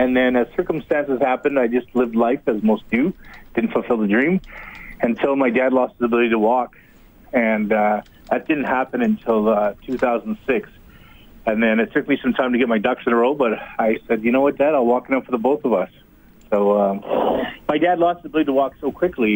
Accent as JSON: {"language": "English", "area": "Fraser River", "region": "British Columbia", "country": "Canada", "tie": "born or raised there", "moved": "yes", "lives_now": "Sherwood Park, Canada", "said": "I grew up on the Fraser River"}